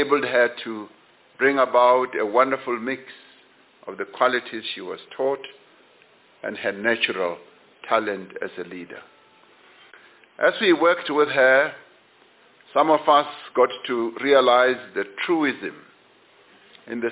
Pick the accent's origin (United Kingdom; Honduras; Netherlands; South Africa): South Africa; Johannesburg, Gauteng; I was born in Western Native Township, just a street across from where she was born, in Nuclear.